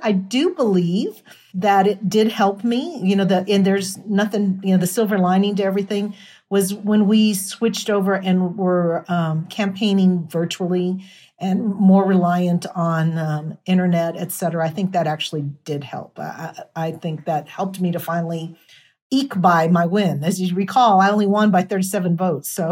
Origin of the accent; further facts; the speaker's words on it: El Paso, Texas, United States; I'm from El Paso